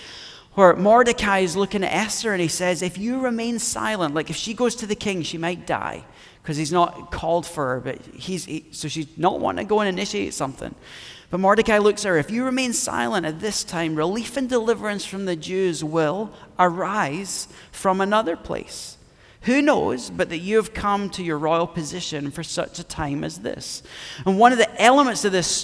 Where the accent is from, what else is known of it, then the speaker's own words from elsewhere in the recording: Scotland, United Kingdom; me being Scottish